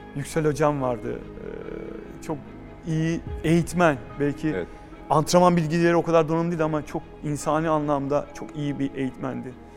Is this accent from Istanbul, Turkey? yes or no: yes; Istanbul, Turkey; also born or lived in Florya, Istanbul; Ben Edirne Kapı Karagümrük'te büyüdüm.